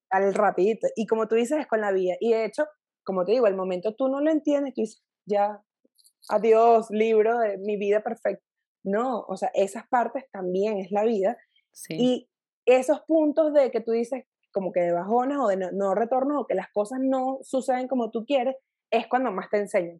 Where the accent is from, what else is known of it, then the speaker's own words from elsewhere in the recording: Valencia, Carabobo, Venezuela; moved away as an adult; also born or lived in Caracas, Venezuela; now in Mexico City, Mexico; yo soy valenciana de nacimiento, o sea, crecí